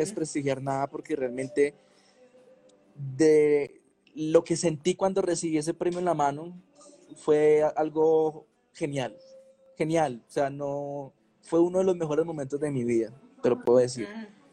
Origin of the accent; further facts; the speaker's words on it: Medellín, Antioquia, Colombia; Yo soy un pelado de Medellín, normal, de barrio, me pegaron un tiro a los 15 años